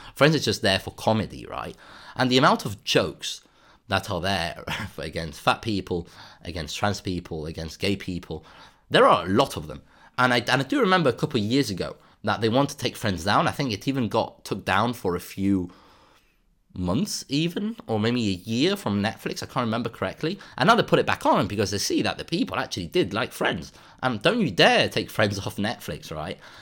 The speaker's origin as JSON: {"language": "English", "country": "Spain", "tie": "born or raised there", "said": "in Spain, actually, in my hometown"}